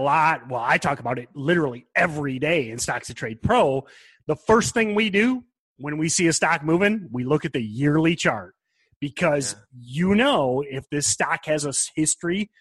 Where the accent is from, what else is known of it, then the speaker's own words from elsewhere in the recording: Michigan, United States; I'm not Texan. I'm from Michigan